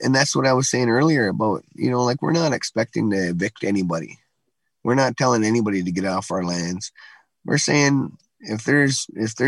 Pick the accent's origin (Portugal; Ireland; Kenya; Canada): Canada; Six Nations, Ontario